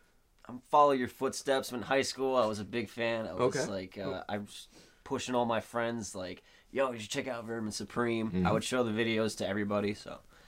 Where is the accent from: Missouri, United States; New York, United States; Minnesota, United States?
New York, United States; Middletown; I'm from Middletown. Middletown, New York.